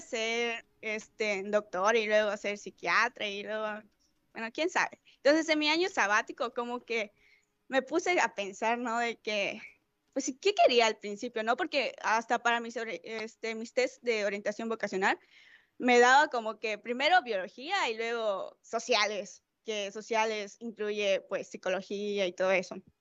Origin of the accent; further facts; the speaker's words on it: Mérida, Yucatán, Mexico; Tengo veintidós años, soy de Mérida, Yucatán.